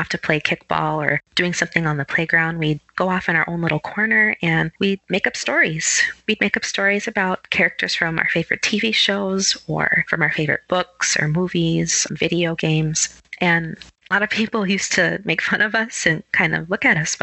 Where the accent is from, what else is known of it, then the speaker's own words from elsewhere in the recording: Minneapolis, Minnesota, United States; I'm from Minneapolis, Minnesota.